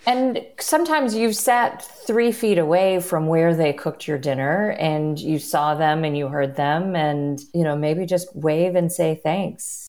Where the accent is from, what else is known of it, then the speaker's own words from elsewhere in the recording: Chicago, Illinois, United States; I am also a Chicagoan